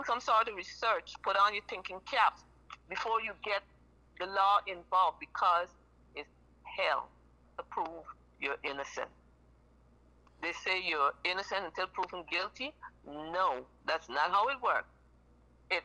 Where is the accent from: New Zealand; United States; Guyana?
Guyana; I'm from Guyana, South America